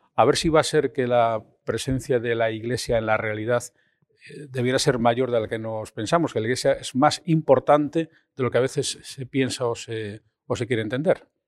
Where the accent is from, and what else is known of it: Spain